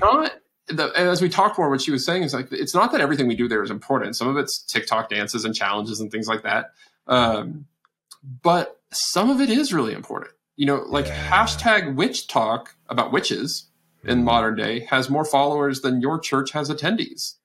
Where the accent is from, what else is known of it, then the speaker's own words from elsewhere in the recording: Texas, United States; I'm from Texas, where where I met my wife at college